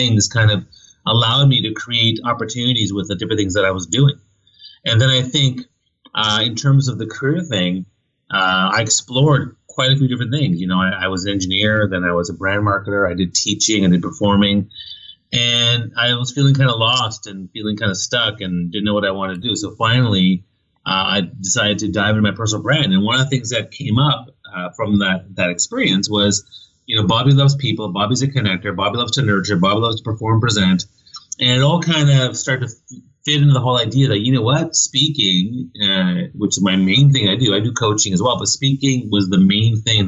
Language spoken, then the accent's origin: English; New Brunswick, Canada; I grew up in New Brunswick on the east coast of Canada, a very small town